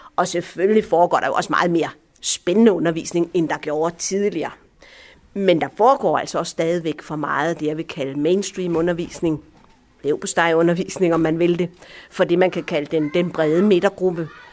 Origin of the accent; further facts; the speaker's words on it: Aarhus, Central Denmark Region, Denmark; also born or lived in Allahabad, India; jeg er som mænd vokset op her i Vigeby, og godt nok ikke på denne her skole har jeg gået, men, men på en naboskole